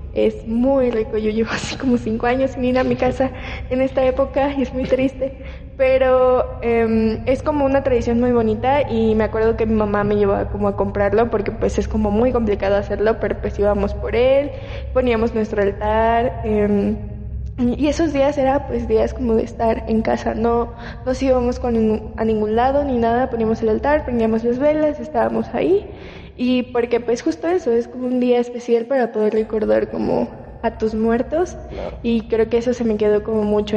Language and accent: Spanish; Yucatán, Mexico; De donde yo soy